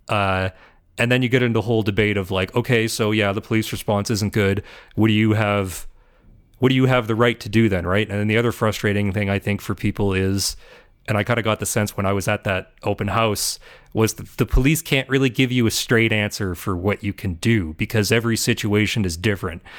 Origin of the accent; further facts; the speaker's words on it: Ontario, Canada; moved away; I'm from Ontario